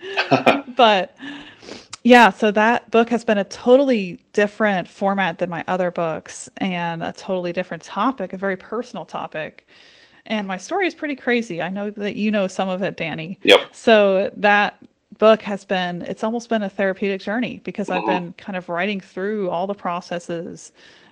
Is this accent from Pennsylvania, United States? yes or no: yes; Pennsylvania, United States; whenever I grew up in Pennsylvania, we kind of grew up right outside Amish country